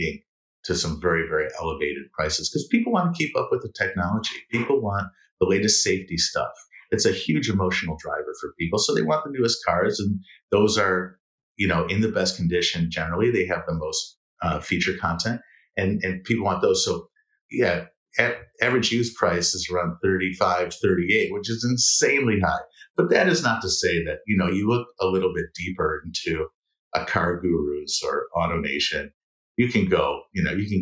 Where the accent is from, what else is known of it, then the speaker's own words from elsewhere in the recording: Detroit, Michigan, United States; growing up in Detroit, in the 80s